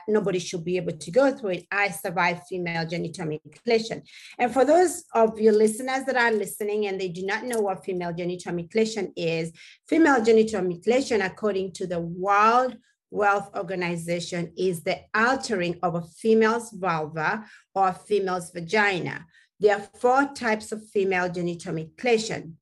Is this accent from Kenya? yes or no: yes; Kenya; English is a second language; moved away; As a little girl growing up in Kenya, I come mm-hmm. from a tribe called the Maasai